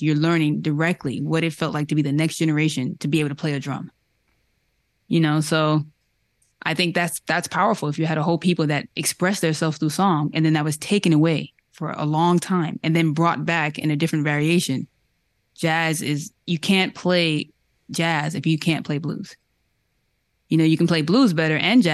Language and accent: English; New York, United States; I'm from New York